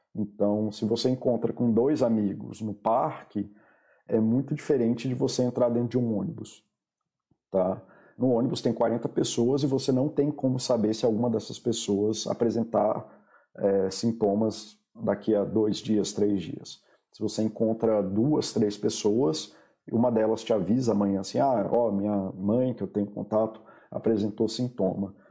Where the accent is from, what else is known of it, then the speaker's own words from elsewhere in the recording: Brasília, Federal District, Brazil; Eu sou de Brasília